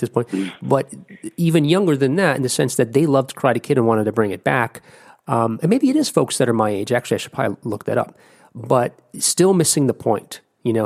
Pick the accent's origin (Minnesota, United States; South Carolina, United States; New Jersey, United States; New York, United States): New Jersey, United States; moved away; I'm originally from New Jersey